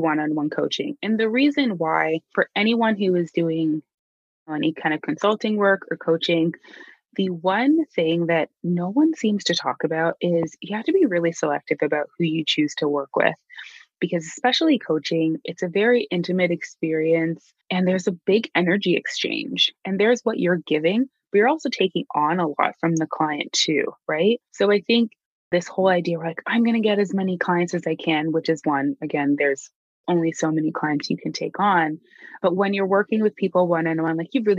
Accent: Canada; As a Canadian

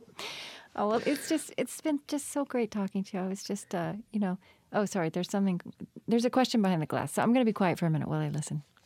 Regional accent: Oklahoma, United States; now in Minnesota, United States; so I grew up in Oklahoma and now live in Minnesota

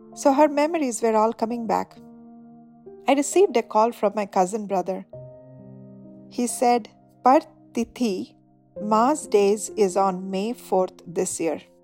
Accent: Charbatia, Odisha, India; also born or lived in Paradip, Odisha; we came from Charbatia

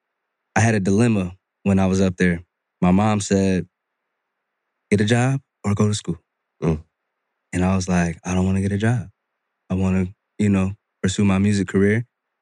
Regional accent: Rochester, New York, United States; moved away as an adult; now in Atlanta, United States; I'm from Rochester, New York. Born and raised. Grew up in the church.

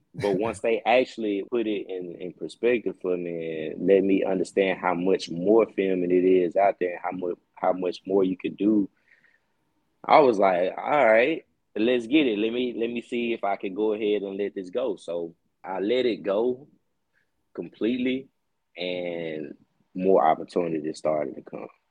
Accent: Jackson, United States; I'm from Jackson

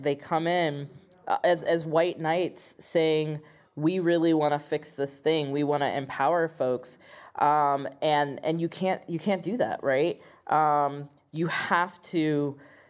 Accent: Midwest, United States; as a Midwesterner, as a queer person

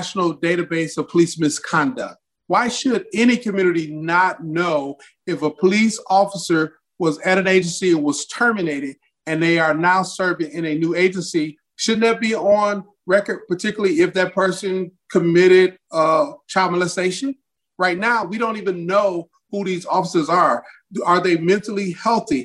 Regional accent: Detroit, Michigan, United States; moved away; also born or lived in Mississippi; Grew up Detroit, Michigan.

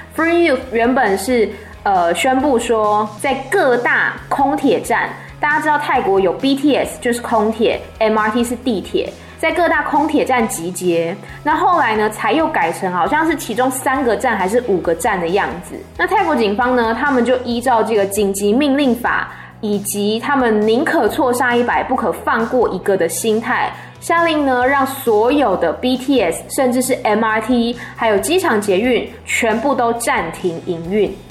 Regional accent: Taiwan; moved away; 我身在一个民主国家，叫做台湾，它教会了我如何的自由去表达自己的想法

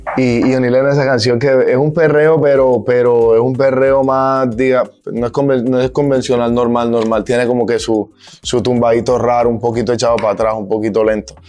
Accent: Montería, Córdoba, Colombia; representando a Montería, que es de donde vengo, la ciudad donde yo vengo

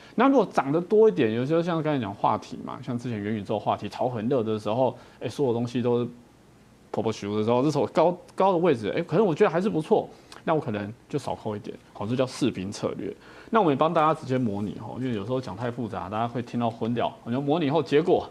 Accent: Taiwan; 我们台湾人

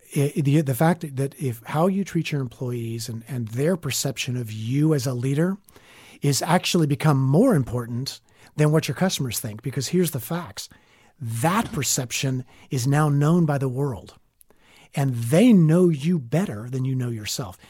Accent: Northwest Florida, Southern Alabama, United States; moved away as an adult; also born or lived in New York City / Washington; I'm a Southern boy. I grew up in Southern Alabama, Northwest Florida.

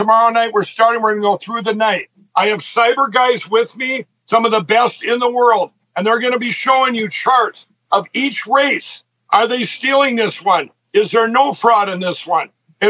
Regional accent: Minnesota, United States; my home state of Minnesota

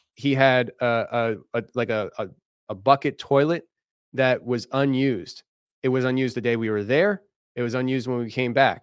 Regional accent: Philadelphia, Pennsylvania, United States; I'm from the Philadelphia area

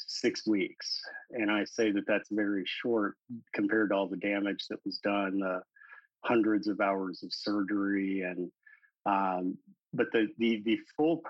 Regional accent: St. Louis, Missouri, United States; also born or lived in High Hill, Missouri; So I grew up my first 10 years of life in St. Louis, Missouri. And then whenever I was in elementary school, my family moved to rural Missouri, a little town called High Hill. And that's where I spent the rest of my school years.

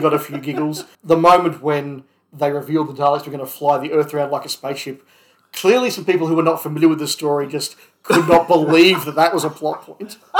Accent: Australia; growing up in Australia

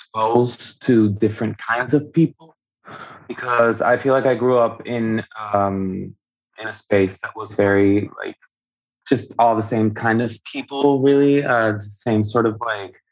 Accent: Venezuela; born or raised there; first language Spanish; English is a second language; also born or lived in Miami; now in Atlanta, United States

